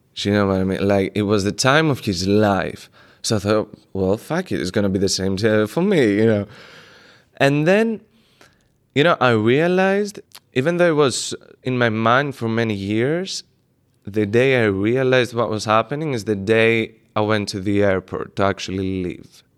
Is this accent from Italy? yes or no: no; Greece; moved away; when I was a teenager, I grew up in Greece